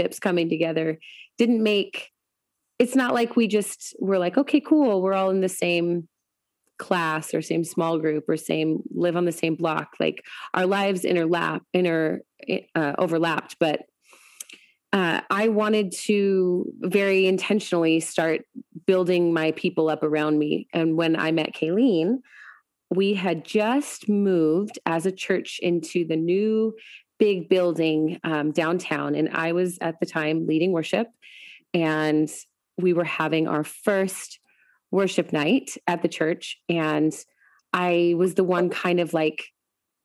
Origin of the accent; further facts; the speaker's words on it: Washington, United States; moved away; also born or lived in Colorado; I grew up in Washington. I had lived in Colorado